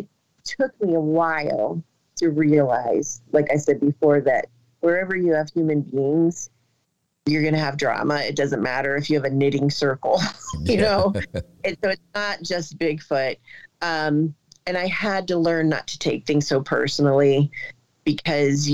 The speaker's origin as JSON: {"language": "English", "region": "Ohio", "country": "United States", "said": "I'm a teacher from Ohio."}